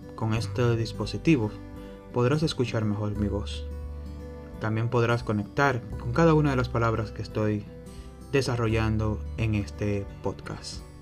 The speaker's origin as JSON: {"language": "Spanish", "country": "Dominican Republic", "said": "soy de la República Dominicana."}